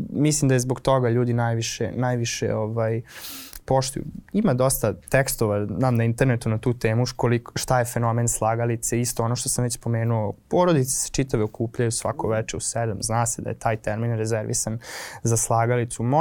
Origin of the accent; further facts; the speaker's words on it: Novi Sad, Vojvodina, Serbia; kod nas u Novom Sadu